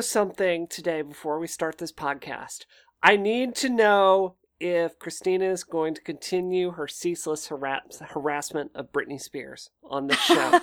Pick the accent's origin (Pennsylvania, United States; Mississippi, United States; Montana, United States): Mississippi, United States; I grew up in Mississippi